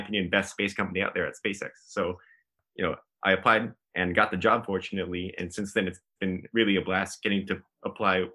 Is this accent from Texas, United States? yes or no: yes; San Antonio, Texas, United States; moved away as an adult; also born or lived in New York; now in Los Angeles, United States; I'm from San Antonio, Texas.